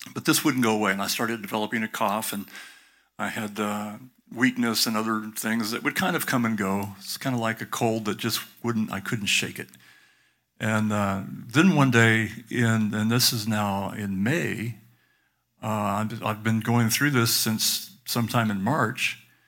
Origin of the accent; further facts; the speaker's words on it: Southern California, United States; I grew up in Southern California in the sixties